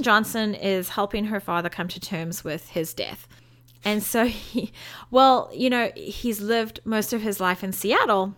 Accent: South Africa; moved away as an adult; now in United States; as a South African, who's coming to live in America, who's been here for 11 years, which is only a third of my life

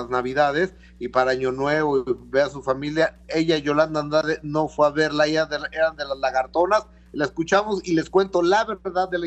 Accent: Mexico; finalmente somos el pueblo de México

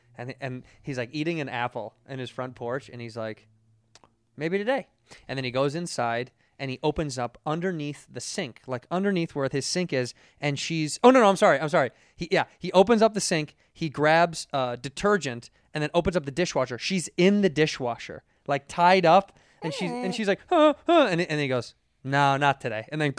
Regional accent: Midwest, United States; because we're from the Midwest, we don't sound like anything.

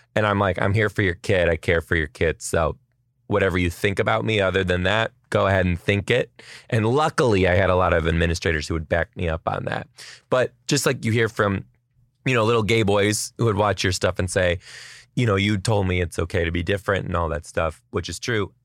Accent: Detroit, Michigan, United States; now in Seattle, United States; I am from Detroit originally too

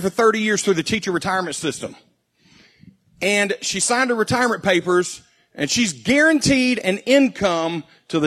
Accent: United States; as an American

